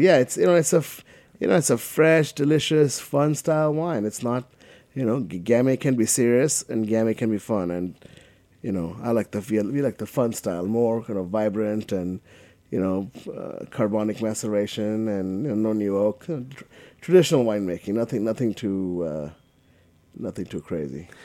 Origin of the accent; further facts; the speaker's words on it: Kolkata, West Bengal, India; moved away as an adult; now in United States; I grew up in Calcutta